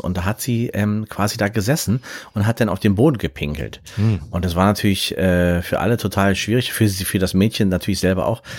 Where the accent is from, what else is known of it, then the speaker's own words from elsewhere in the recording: Berlin, Germany; Ich bin ja in Berlin zur Schule gegangen